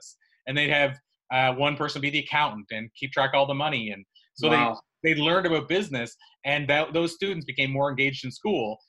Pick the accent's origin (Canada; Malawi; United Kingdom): Canada; the province that I grew up in Canada